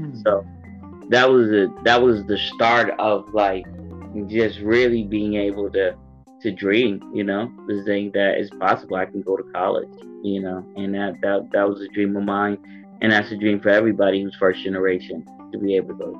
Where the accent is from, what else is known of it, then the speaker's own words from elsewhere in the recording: Boston, Massachusetts, United States; In Boston, like, we're